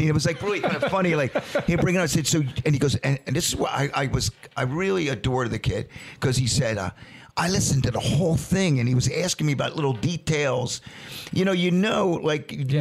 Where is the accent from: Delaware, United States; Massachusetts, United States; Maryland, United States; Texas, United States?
Delaware, United States; we're from Delaware